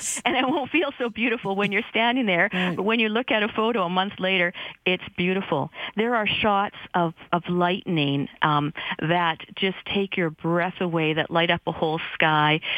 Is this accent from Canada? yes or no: yes; Regina, Saskatchewan, Canada; I grew up in Regina